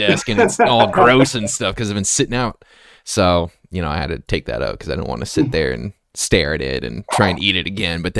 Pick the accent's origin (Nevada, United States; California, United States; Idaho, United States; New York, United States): Nevada, United States; Las Vegas; also born or lived in Montana; now in Seattle, United States; I'm from Las Vegas. Long story. I lived in Vegas for a while, lived in Montana for a while, and then now I'm out in the Seattle area